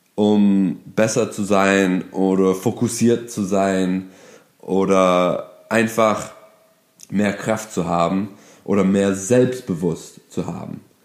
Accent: Detroit, Michigan, United States; German is a second language; moved away as an adult; now in Berlin, Germany; ich bin Amerikaner aus Detroit, Michigan, bin aber hier in Deutschland seit über acht Jahren

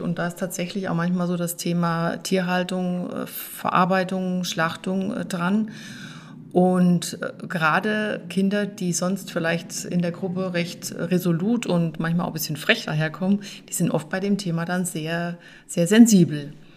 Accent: Hilders, Hesse, Germany; moved away as an adult; now in Weißbach, Germany; meinem Heimatort von Hilders

